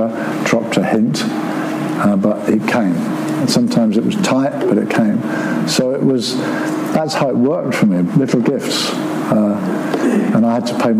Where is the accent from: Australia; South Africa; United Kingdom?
United Kingdom; Brighton, South East England; now in Seaford, United Kingdom; I'm living at Seaford, I was raised in Brighton